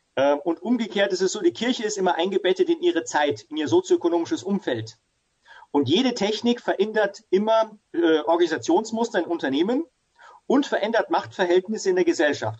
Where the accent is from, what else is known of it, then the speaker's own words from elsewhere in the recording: Ingolstadt, Bavaria, Germany; Also ich bin hier in Ingolstadt äh, groß geworden, wo ich auch wieder sitze und lebe mit Familie